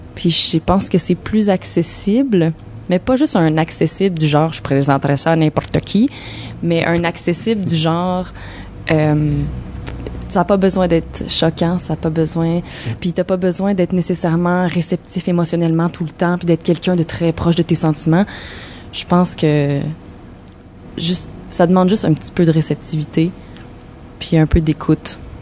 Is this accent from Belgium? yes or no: no; Sherbrooke, Quebec, Canada; now in Montreal, Canada; de mon patelin, de Sherbrooke